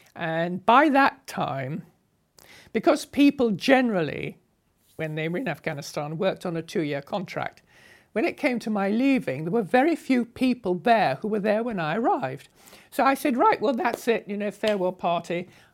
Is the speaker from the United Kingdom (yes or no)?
yes; England, United Kingdom; moved away; As an English girl on a motorcycle